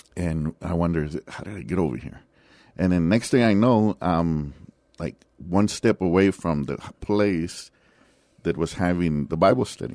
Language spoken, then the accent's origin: English; San Antonio, Texas, United States; also born or lived in Laredo, Texas; I was born in Laredo, Texas, but I was raised here, and outside of my military, um, you know, about four years that I was away from here, I've been in San Antonio the rest of the time. So I grew up in the West Side